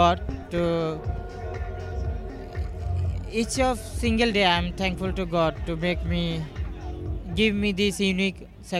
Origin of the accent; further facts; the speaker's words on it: Bangladesh; moved away; I'm from Bangladesh, where homosexuals are prohibited, and I am open gay Asian Muslim.